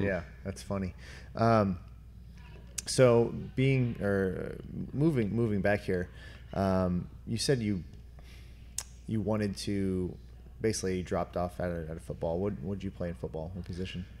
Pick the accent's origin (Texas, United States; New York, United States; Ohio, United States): Ohio, United States; northeast; moved away; Being from uh, northern north northeast Ohio